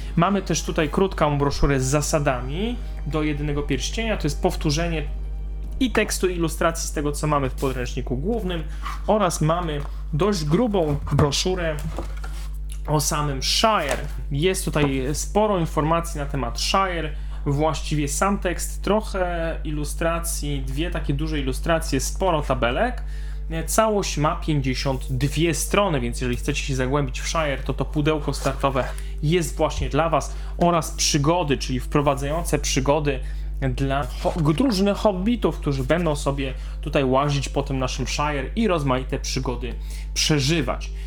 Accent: Silesian Voivodeship, Poland; ja ze Śląska

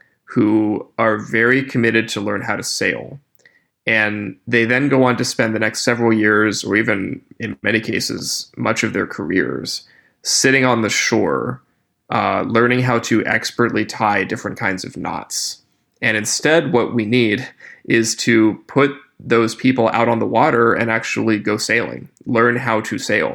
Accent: Appalachia, United States; moved away; I grew up in Appalachia before I went to college or grad school

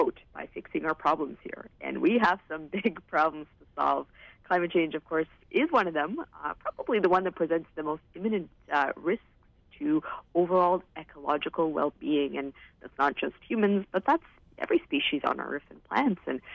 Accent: Vancouver, British Columbia, Canada; I'm from Vancouver. I've lived here my whole life

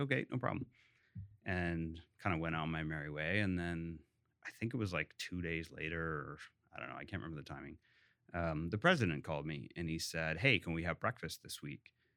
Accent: Hamilton, Ontario, Canada; moved away; I actually grew up in Ancaster, which is a suburb of Hamilton

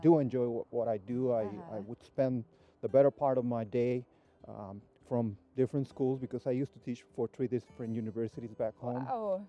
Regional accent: Baja California, Mexico; moved away as an adult; also born or lived in Mexico City, Mexico; now in Weimar, United States; Well, I was born in Mexico City, and my family moved when I was 7 years old to Baja California, and I spent the better part of my life there. Actually, everything I've done was in Baja

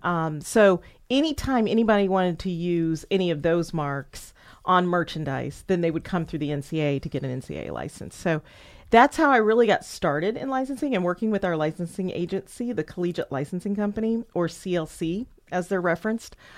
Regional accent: Indianapolis, Indiana, United States; moved away; also born or lived in Murfreesboro, Tennessee; my hometown

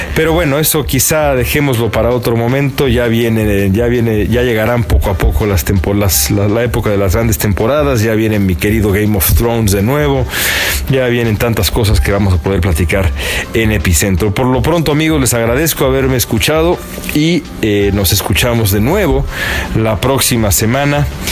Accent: Mexico; moved away as an adult; now in Los Angeles, United States; nosotros somos mexicanos nada más y residentes, residentes acá en Estados Unidos

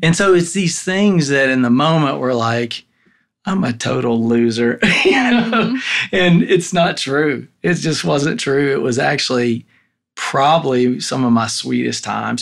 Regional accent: Tennessee, United States; I was born and raised in Tennessee

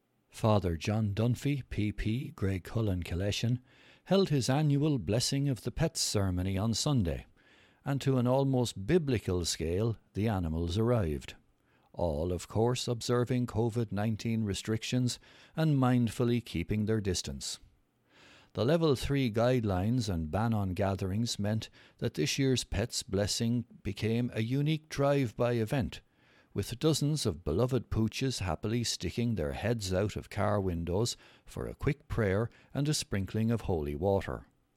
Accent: Romania; moved away; I was never into gardening or growing vegetables when I was growing up in Romania, and I was always giving out to my parents for dragging us around gardening places.

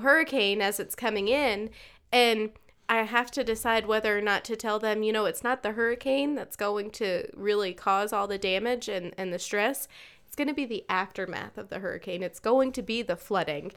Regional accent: eastern North Carolina, United States; moved away; I grew up in the East. Yeah. Grew up in North Carolina

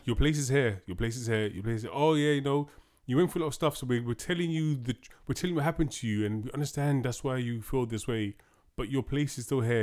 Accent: United Kingdom; we are British

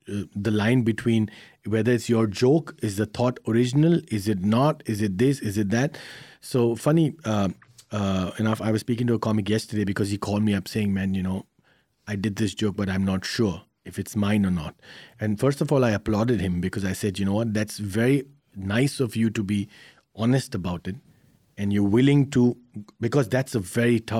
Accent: India; I, I, come from a very very interesting background uh, as an Indian.

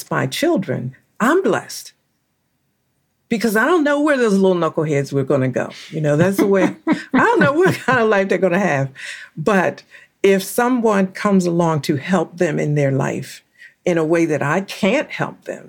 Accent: Philadelphia, Pennsylvania, United States; I used to carry around a bunch of ones because I'm from Philadelphia, and I would carry a pocket full of ones because there were always people that were panhandling in Center City

